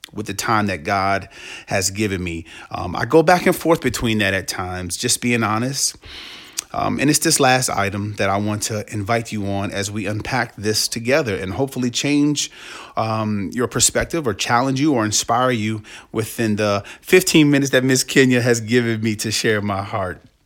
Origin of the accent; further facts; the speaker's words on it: Washington, District of Columbia, United States; also born or lived in Canton, Ohio; I was born in Canton, Ohio, but my family and I moved to the Washington, D C metro area in the mid to late eighties with my siblings.